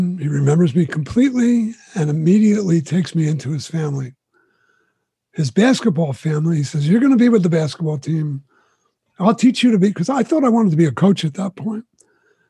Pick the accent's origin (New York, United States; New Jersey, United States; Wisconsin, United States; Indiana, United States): New Jersey, United States; I'm from New Jersey.